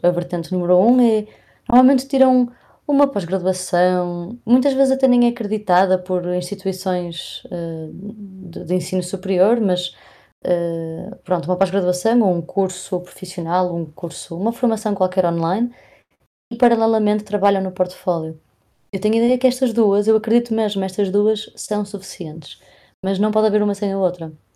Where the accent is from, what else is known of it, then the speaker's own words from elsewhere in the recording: Porto, Norte, Portugal; eu sou do Porto